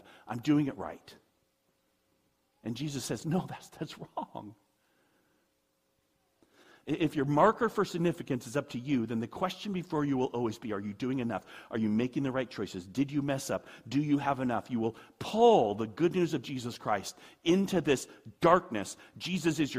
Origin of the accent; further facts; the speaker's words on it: United States; I'm an American